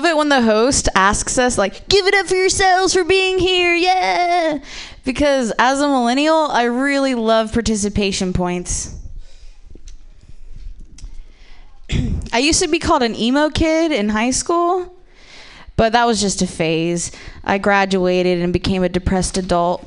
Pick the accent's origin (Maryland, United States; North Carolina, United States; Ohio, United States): Ohio, United States; I'm from the Midwest, but I'm actually from Ohio